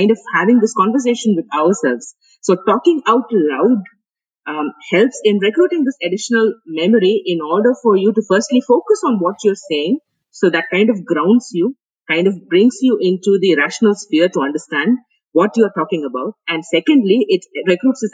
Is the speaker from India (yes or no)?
yes; India; moved away as an adult; also born or lived in Finland / United Kingdom; being Indian